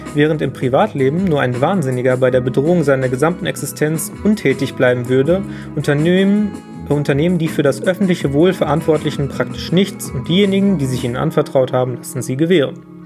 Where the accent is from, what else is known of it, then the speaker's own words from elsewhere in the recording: Germany; bei uns in Deutschland